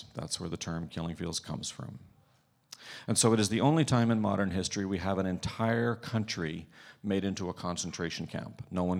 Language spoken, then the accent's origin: English; Ireland; I grew up in Ireland. You kind of have to be melancholy and Irish for that to be your favorite book in the Bible.